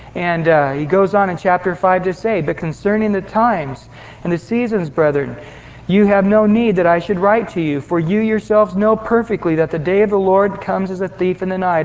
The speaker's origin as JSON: {"language": "English", "town": "Visalia", "region": "California", "country": "United States", "tie": "born or raised there", "said": "I grew up in Visalia, right at the foot of the sequoias in Yosemite"}